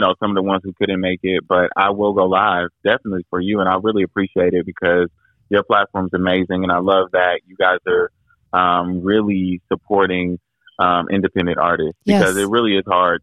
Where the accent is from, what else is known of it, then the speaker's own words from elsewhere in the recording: Indianapolis, Indiana, United States; here in my hometown